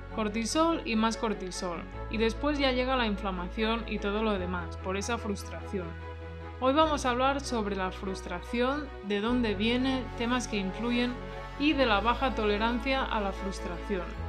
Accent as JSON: {"language": "Spanish", "area": "near Barcelona", "region": "Catalonia", "country": "Spain", "said": "yo pues soy de Cataluña, ¿no? De cerca de Barcelona"}